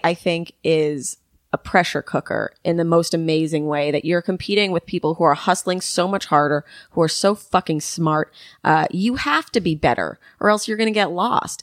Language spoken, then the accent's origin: English; New York City, New York, United States; I grew up here